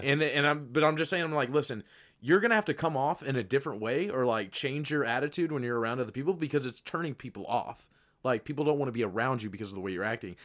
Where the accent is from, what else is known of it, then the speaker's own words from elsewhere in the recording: Kentucky, United States; moved away; I'm from Kentucky